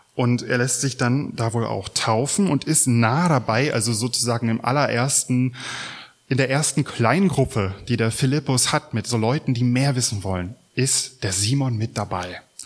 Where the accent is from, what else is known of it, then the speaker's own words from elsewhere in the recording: Mecklenburg-Vorpommern, Germany; Wir fragen uns vielleicht als Mecklenburger